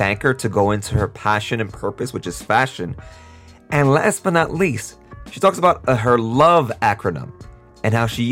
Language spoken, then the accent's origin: English; New York City, New York, United States; moved away; I am from Brooklyn